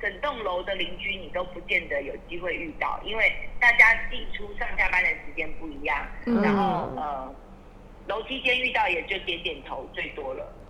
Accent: Taiwan; 对我小时候在眷村的时候的状态，因为时代不同，会有不一样的状况。

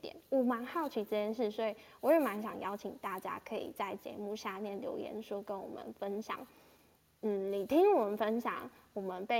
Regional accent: Changhua County, Taiwan; moved away as an adult; 我在高中以前都是在自己的家乡彰化长大，然后身边的遇到的人、环境、资源、价值观都是在灌输我人生就是好好读书、好好考试、工作、毕业。

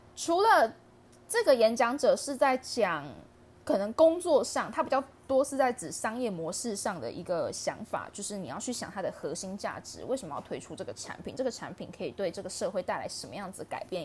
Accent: Taiwan; 身为台湾人

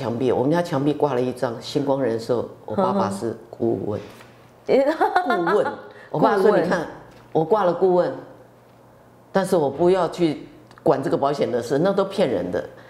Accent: Tainan, Taiwan; first language Mandarin; 我们从小在眷村长大的，

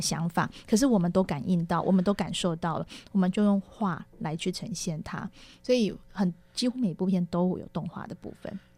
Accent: Taiwan; also born or lived in Tamsui, New Taipei; 我一直跟他说我们是台湾

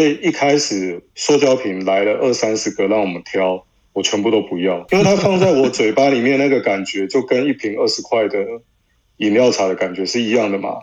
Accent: Mingjian, Nantou County, Taiwan; 我们民间乡

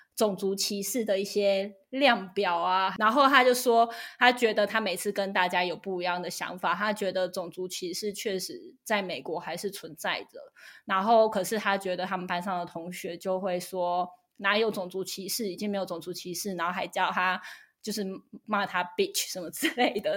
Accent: Taiwan; moved away as an adult; now in United States; 我来自台湾

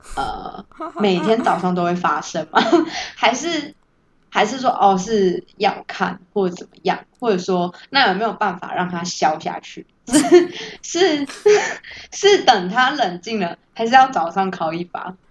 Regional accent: Tainan, Taiwan; 我是台南人，骄傲。没有啦，我就是正常台南人，真的很嗜甜。

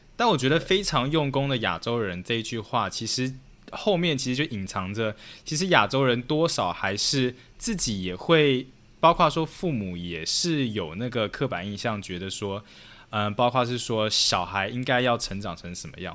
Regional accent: Taiwan; also born or lived in Chicago, United States; now in New York, United States; 我是从台湾来的

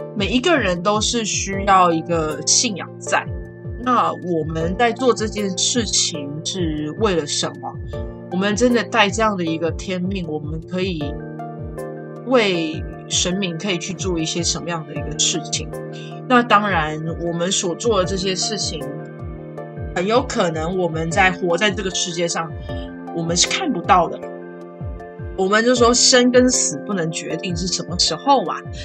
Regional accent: Pingtung County, Taiwan; 我们是屏东人，那那个时候我，我家就是住在一间学校的斜对面

